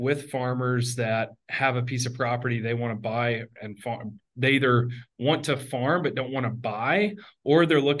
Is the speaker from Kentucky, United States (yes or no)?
no; Middle Tennessee, United States; also born or lived in Afghanistan / Iraq; I grew up in Middle Tennessee in the southern U.S.